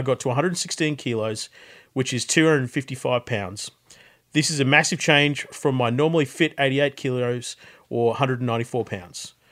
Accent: Australia; Bit of a background about my family and how I was brought up in Australia.

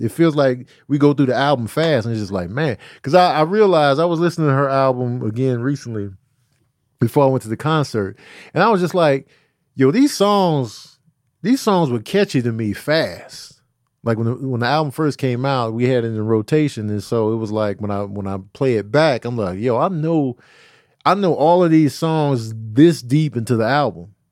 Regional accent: Chicago, Illinois, United States; moved away; also born or lived in the South (US); I had three white teachers that I remember growing up in Chicago.

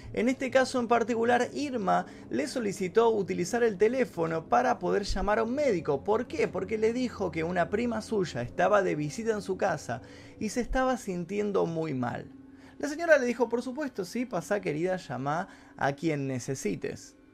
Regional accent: Argentina; en mi país, en Argentina

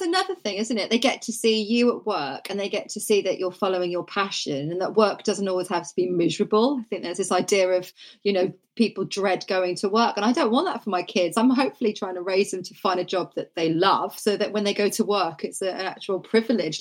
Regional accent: Norfolk, East of England, United Kingdom; I grew up in Norfolk, and everybody was either into horse riding or sport

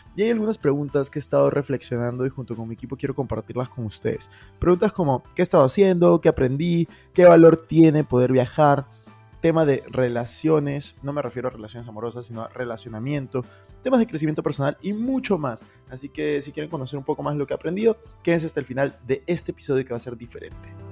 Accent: Peru; moved away as an adult; also born or lived in Madrid, Spain / Lima; now in Miami, United States; yo soy de Perú y he vivido los últimos dos años en España casi

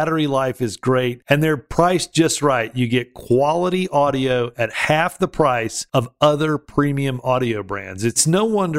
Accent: Alabama, United States; my home state in Alabama

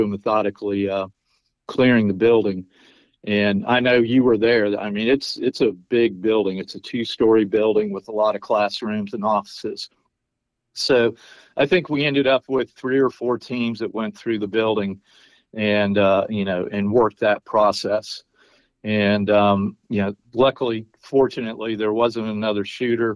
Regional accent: Pensacola, Florida, United States; I'm from Pensacola. My dad's retired Navy, and I mean, we've always had foreign flight students here.

